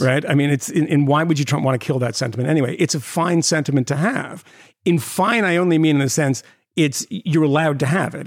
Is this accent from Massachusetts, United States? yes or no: yes; Concord, Massachusetts, United States; moved away; my hometown of Concord, Massachusetts